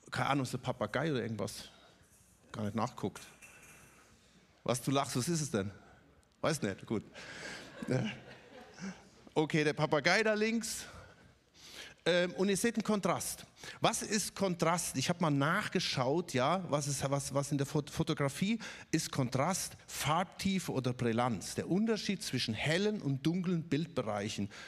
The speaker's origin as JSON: {"language": "German", "town": "Ludwigsburg", "region": "Baden-Württemberg", "country": "Germany", "said": "Ich komme auch nicht aus Stuttgart, ich komme aus Ludwigsburg und trotzdem fühle ich mich als Stuttgarter."}